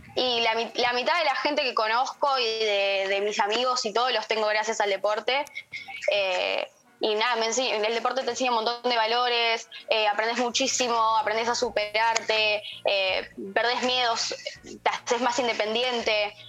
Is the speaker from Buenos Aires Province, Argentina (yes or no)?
yes; Moreno, Buenos Aires Province, Argentina; de donde yo soy. De Moreno.